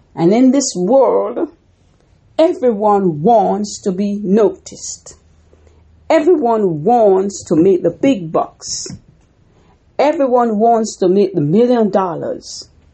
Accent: Jamaica; When I grew up in Jamaica, we made corn dumpling.

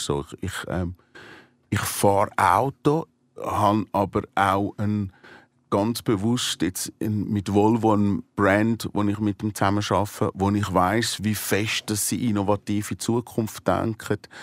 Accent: Switzerland; als Volk, als Schweizer Volk

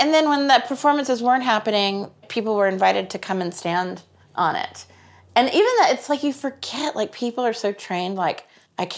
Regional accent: Kansas City, United States; I'm from Kansas City

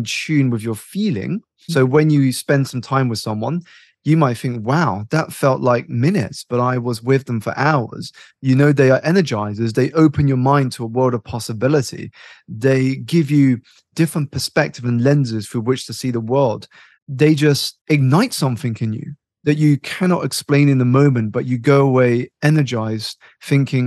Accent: United Kingdom; I was born here in the United Kingdom to immigrant parents

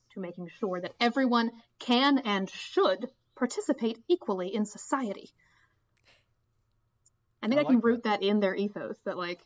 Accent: United States; I was born on the border county between Virginia and West Virginia

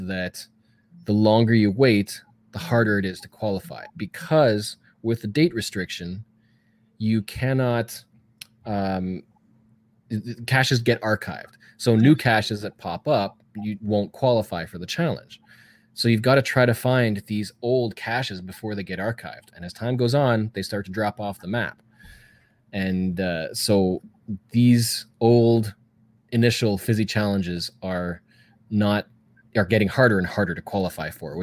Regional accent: Canada; I'm Canadian. I got to say Z.

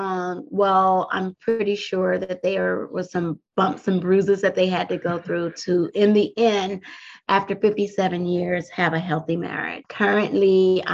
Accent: Compton, California, United States; now in Washington DC metropolitan area, United States; I grew up on the West Coast in Southern California through a city called Compton, California

